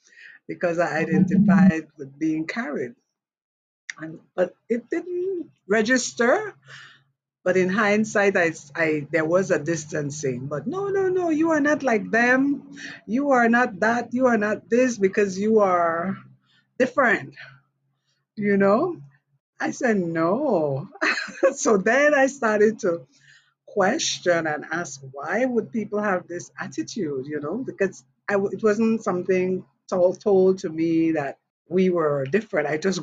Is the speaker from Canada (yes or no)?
no; Belize; I said, no, I'm not Jamaican. I am Belizean. I was born in Belize and I'm Garifuna.